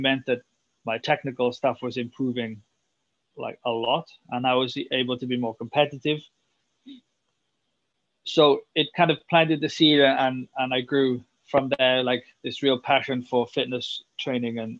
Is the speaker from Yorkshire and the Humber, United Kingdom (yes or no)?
no; Swansea, Wales, United Kingdom; moved away; I'm from Wales, I'm from Swansea, and I grew up playing a lot of rugby